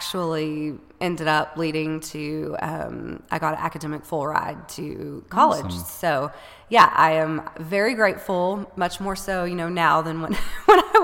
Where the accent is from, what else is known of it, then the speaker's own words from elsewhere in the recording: Paris, Texas, United States; also born or lived in Georgetown, Texas; I am from right here in Paris, Texas, for the most part. I was born here